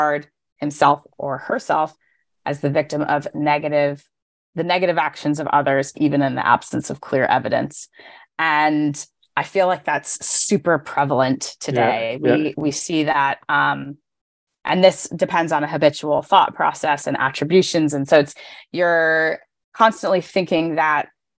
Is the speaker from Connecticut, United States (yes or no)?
yes; Connecticut, United States; I'm from Connecticut in the United States, near New York City